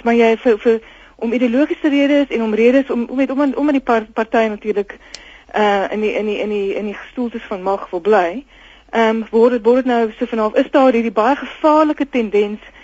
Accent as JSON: {"language": "Afrikaans", "country": "South Africa", "said": "Ons is tog almal Suid-Afrikaners"}